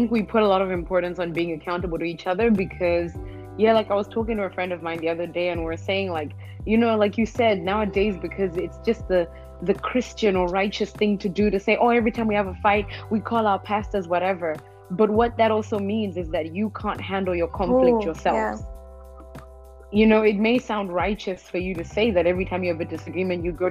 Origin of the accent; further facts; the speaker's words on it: Malawi; I'm from Malawi